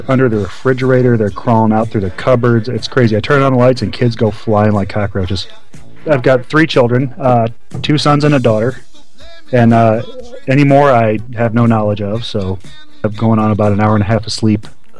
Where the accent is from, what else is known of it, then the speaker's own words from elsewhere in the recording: Iowa, United States; I'm from Iowa, believe it or not.